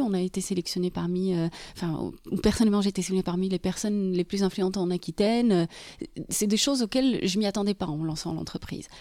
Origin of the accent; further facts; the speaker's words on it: Morocco; moved away as an adult; now in Bordeaux, France; Je viens du Maroc